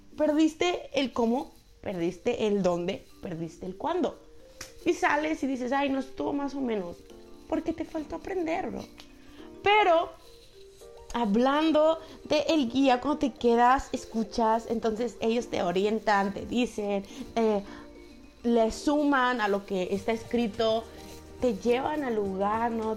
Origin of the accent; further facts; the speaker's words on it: Mexico; somos mexicanos, tú sabes, el mexicano habla así